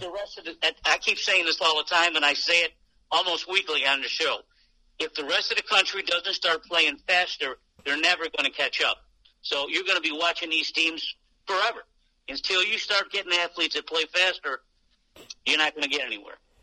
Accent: Syracuse, New York, United States; Syracuse, my hometown for years.

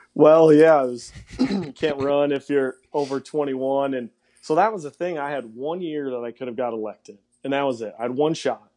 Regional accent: Cedarburg, Wisconsin, United States; accent: Wisconsin; moved away; originally from Cedarburg, Wisconsin

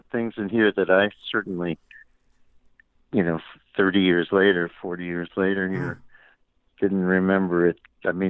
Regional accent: New York City, New York, United States; moved away as an adult; now in Tennessee, United States; I inherited the house I grew up in Queens, and we moved back to Queens

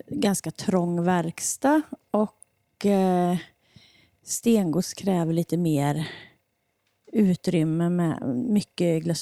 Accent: Hammarö, Värmland, Sweden; also born or lived in Denmark; jag är ju härifrån Värmland jag kommer inte ifrån Deje, utan jag kommer ifrån Hammarö utanför Karlstad.

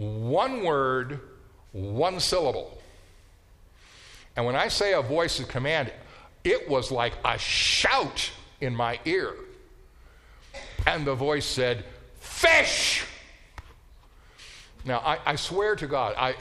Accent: Colorado, United States; moved away as an adult; also born or lived in Minnesota / Israel; growing up in Colorado

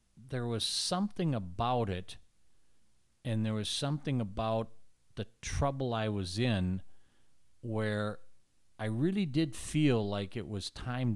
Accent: Minneapolis, Minnesota, United States; I grew up in Northeast Minneapolis

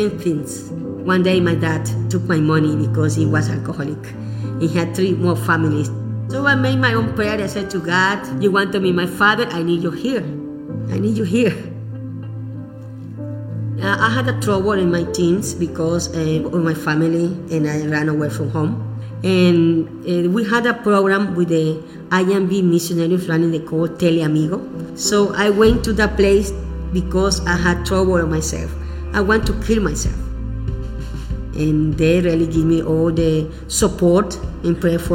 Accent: Ecuador; English is a second language; also born or lived in India

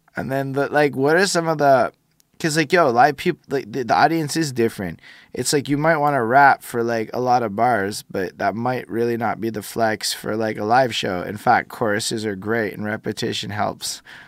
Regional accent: Quebec, Canada; I was born here as an English person to a person who both my parents went to English school.

